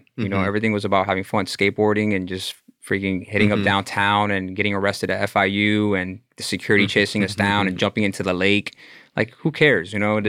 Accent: Miami, Florida, United States; Born and raised in Miami, County of Dade.

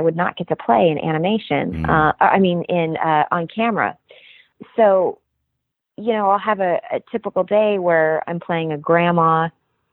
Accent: Kansas, United States; moved away as an adult; now in Los Angeles, United States; I grew up in Kansas, and I was working professionally in Kansas City

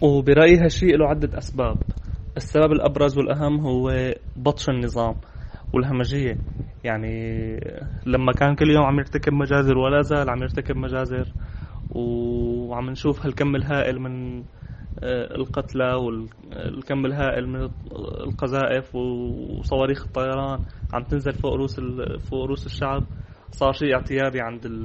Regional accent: Syria; معنا كسوريين

